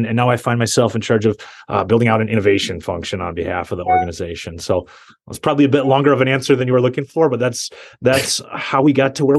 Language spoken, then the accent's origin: English; Minnesota, United States; I am a guy from Minnesota